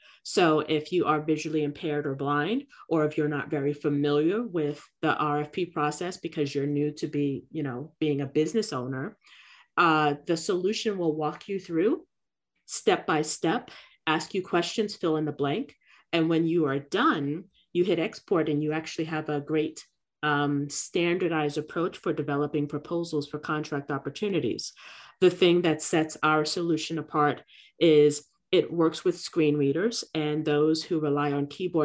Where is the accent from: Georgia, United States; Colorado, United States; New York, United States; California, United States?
New York, United States; New York City; now in Florida, United States; my community growing up in Brooklyn